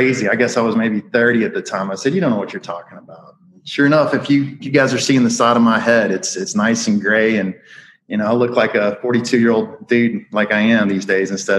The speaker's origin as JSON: {"language": "English", "region": "Alabama", "country": "United States", "tie": "born or raised there", "said": "I grew up in Alabama."}